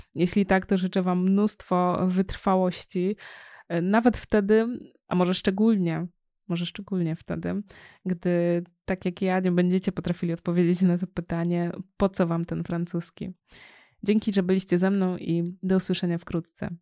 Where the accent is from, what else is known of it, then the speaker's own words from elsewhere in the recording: Poland; mieszkając w Polsce, w kraju, w którym się urodziłam